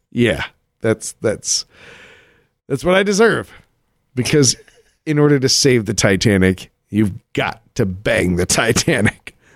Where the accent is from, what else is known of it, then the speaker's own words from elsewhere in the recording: Colorado Springs, Colorado, United States; He was in my my hometown of Colorado Springs, Colorado.